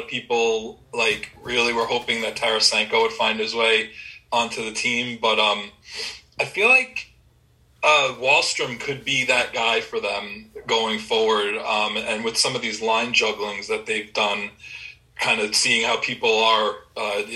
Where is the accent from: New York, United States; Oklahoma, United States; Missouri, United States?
New York, United States; Long Island; Growing up on Long Island and going to grade school with just big sports fans